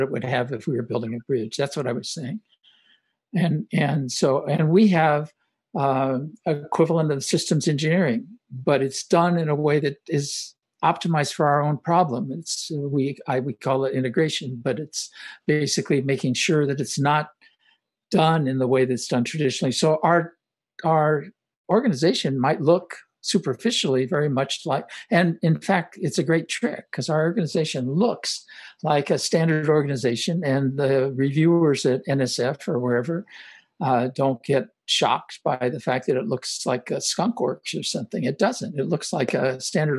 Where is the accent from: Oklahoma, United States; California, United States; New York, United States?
California, United States; Los Angeles; also born or lived in Omaha, Nebraska; I grew up in Hollywood, kind of near Hollywood, East Hollywood